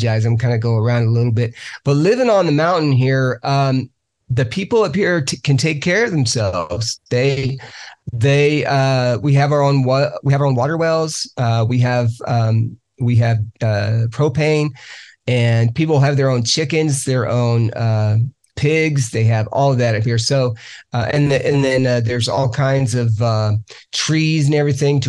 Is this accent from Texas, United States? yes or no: yes; Lubbock, Texas, United States; also born or lived in Searcy, Arkansas; now in Georgia, United States; I'm from Lubbock